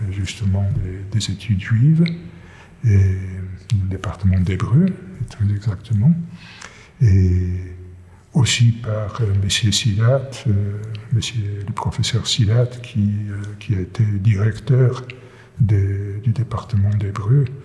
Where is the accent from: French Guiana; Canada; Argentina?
Argentina; born there; first language Yiddish; C'est l'une de mes deux langues maternelles, si vous voulez. C'est-à-dire, je suis né en Argentine, mais ma famille maternelle ou paternelle, tout le monde parlait yiddish